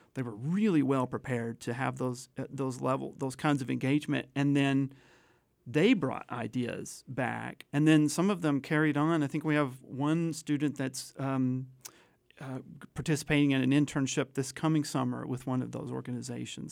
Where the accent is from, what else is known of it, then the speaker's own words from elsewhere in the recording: Chattanooga, Tennessee, United States; moved away; I, I actually grew up in, in Chattanooga, Tennessee